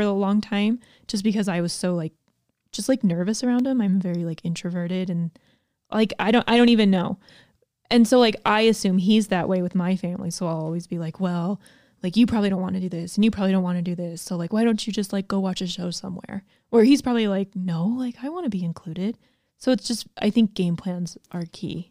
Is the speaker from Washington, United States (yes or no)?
no; Georgia, United States; I grew up in Georgia